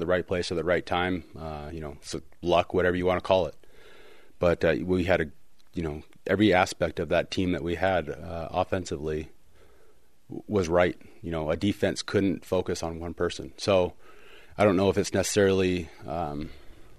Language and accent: English; Portland, Oregon, United States; growing up in Portland